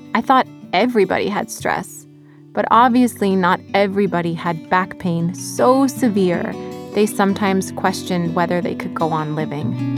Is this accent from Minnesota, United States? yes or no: no; North Dakota, United States; accent: North Dakota; moved away; my North Dakota accent that still shines through twenty-plus years later after moving out of North Dakota